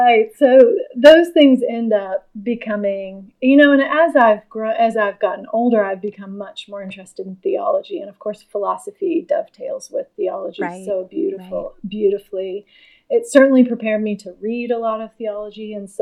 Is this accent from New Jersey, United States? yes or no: no; Norfolk, Virginia, United States; my dad was a pastor and I grew up in a church called First Baptist Church of Norfolk, where he pastored from the time I was in the first grade until I graduated from high school.